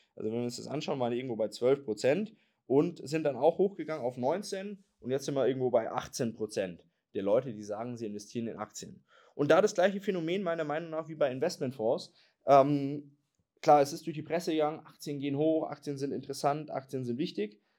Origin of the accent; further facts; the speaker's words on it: Germany; wir Deutsche